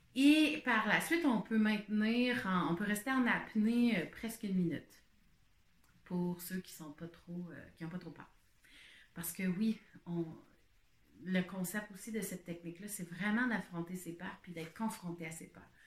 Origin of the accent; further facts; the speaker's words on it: Quebec, Canada; je suis une Québécoise